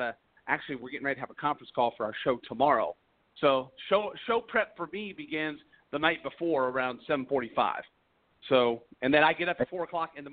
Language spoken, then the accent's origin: English; Milford, Delaware, United States; also born or lived in Salisbury, Maryland; I was born in Salisbury, Maryland, but I grew up in Milford, Delaware